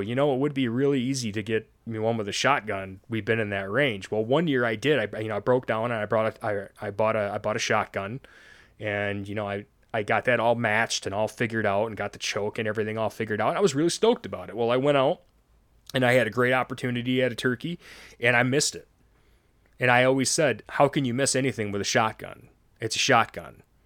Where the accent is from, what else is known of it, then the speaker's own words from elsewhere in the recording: Cheboygan, Michigan, United States; we grew up in the woods of northern Michigan. I'm from Sheboygan, Michigan, right up by the Straits of Mackinac